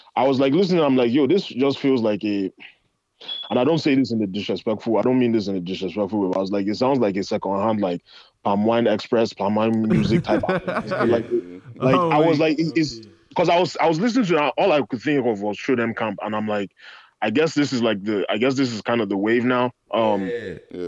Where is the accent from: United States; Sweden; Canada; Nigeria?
Nigeria; as a Nigerian guy